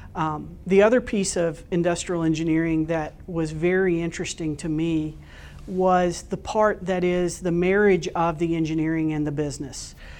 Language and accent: English; Florida Panhandle, United States; moved away; I grew up in a very, very small town in the Panhandle of Florida.